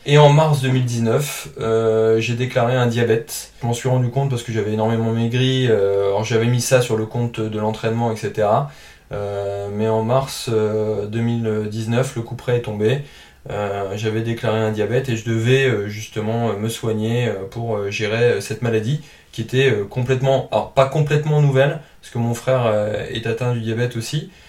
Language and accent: French; Calais, Hauts-de-France, France; also born or lived in Lille suburbs; now in Lille, France; je viens de la région du Nord, je suis originaire de Calais.